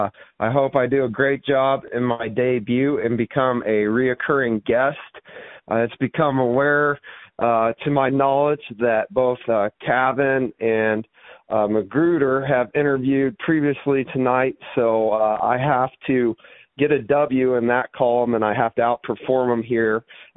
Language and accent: English; Drexel, Missouri, United States; born or raised there